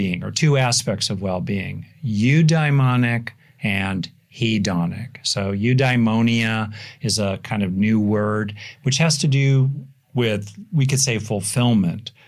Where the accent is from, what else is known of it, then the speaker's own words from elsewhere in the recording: United States; I am obviously an American